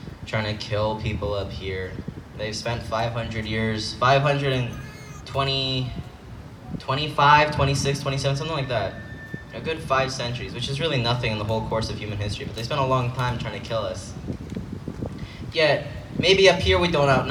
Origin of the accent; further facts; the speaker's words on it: Canada; I grew up here